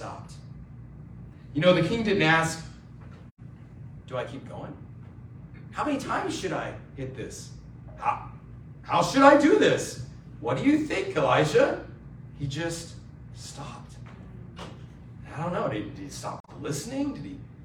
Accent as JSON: {"language": "English", "region": "Georgia", "country": "United States", "tie": "born or raised there", "also_born_or_lived": "Los Angeles", "moved": "as an adult", "said": "I grew up next door in Georgia. And I grew up there"}